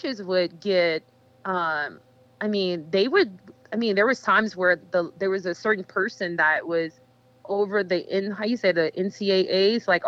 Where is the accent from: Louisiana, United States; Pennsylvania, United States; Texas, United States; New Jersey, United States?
Louisiana, United States; Foconas; also born or lived in Baton Rouge, Louisiana; my family decided to go see our family in Foconas, where I was raised